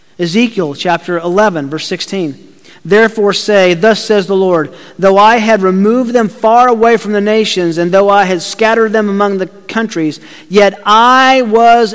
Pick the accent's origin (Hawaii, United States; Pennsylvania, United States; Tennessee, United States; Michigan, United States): Tennessee, United States; Chattanooga; I grew up in Chattanooga, Tennessee